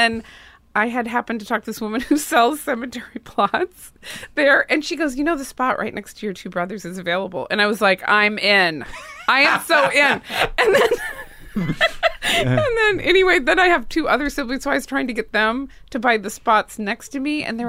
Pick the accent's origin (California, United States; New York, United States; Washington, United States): Washington, United States; Spokane; now in Los Angeles, United States; I grew up in Spokane, Washington.